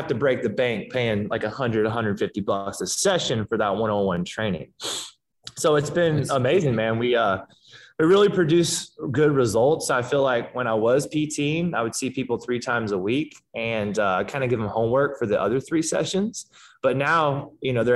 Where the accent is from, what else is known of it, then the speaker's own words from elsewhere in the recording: Georgia, United States; moved away as an adult; now in Santa Monica, United States; I'm from Georgia. So I didn't move out to LA until about 4 years ago.